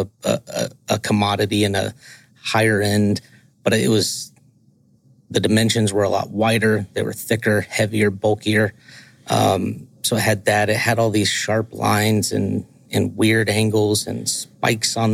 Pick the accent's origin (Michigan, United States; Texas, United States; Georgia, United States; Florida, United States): Georgia, United States; I grew up in the South. I'm from Georgia